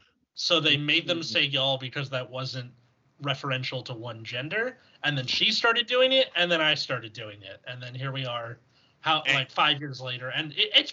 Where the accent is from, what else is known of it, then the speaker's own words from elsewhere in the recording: California, United States; I'm from California. Like, gal and y'all entered my vocabulary around college.